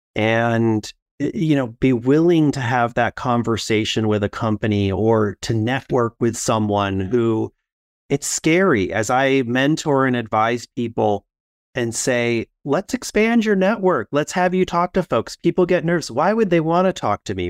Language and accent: English; Midwest, United States; growing up in the Midwest